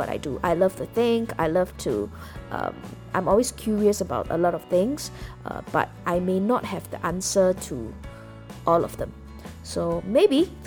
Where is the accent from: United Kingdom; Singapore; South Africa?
Singapore; I'm Singaporean, okay? So pretty much growing up, I think I led a very typical Singaporean life